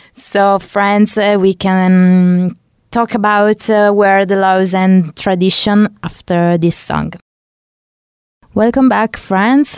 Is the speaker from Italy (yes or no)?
yes; Italy; I came from Italy